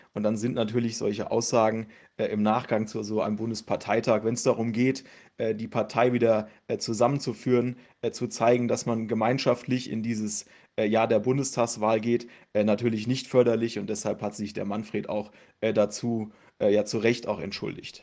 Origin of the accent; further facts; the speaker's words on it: Wehrheim, Hesse, Germany; komme aus Wehrheim im Hochtaunuskreis